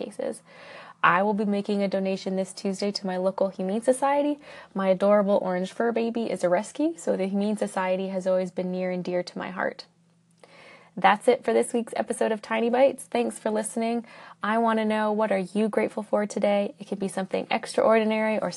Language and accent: English; Canada; I'm Canadian